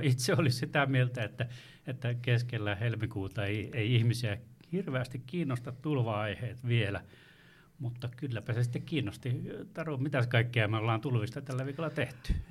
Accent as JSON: {"language": "Finnish", "area": "Torne River valley", "region": "Lapland", "country": "Finland", "tie": "born or raised there", "said": "Itse, itse on tuolta Uljaan äh, valjastamattoman tornion ja varrelta ja etenkin lapsuudesta muistan tulvaajana"}